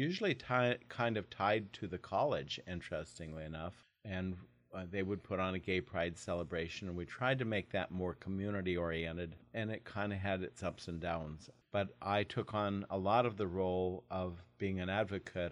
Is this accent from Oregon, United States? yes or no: yes; Portland, Oregon, United States; moved away as an adult; also born or lived in Idaho; now in Longview, United States; I grew up in Portland, Oregon.